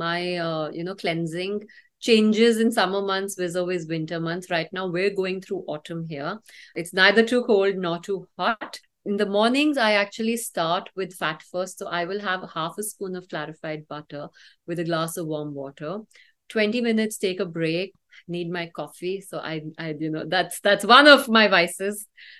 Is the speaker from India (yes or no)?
yes; North India, India; Although I am from North India, so North India believes in the opposite. We are wheat eaters